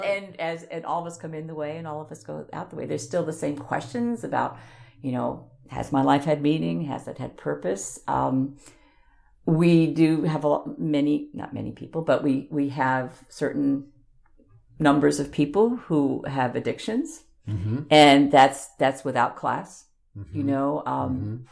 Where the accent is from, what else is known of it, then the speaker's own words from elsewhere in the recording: Long Island, New York, United States; moved away; also born or lived in Corvallis, Oregon; When I was growing up on Long Island